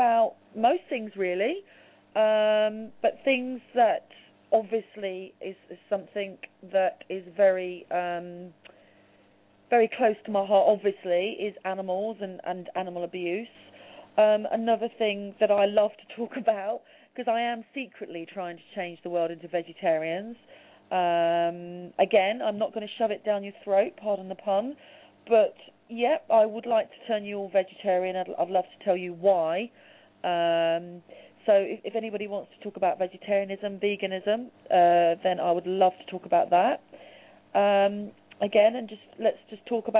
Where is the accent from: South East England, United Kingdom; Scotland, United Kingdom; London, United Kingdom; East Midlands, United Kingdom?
London, United Kingdom; I'm from London, in the UK.